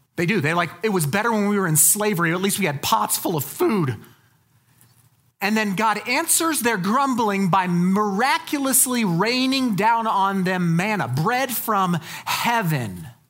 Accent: Colorado, United States; I'm from Colorado

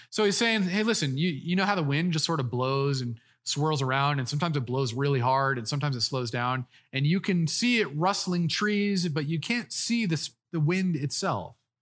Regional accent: Colorado, United States; I grew up in Colorado

